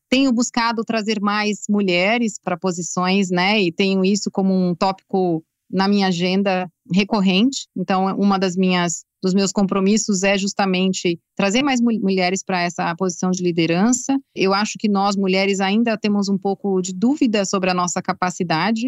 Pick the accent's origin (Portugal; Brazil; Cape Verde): Brazil; como brasileira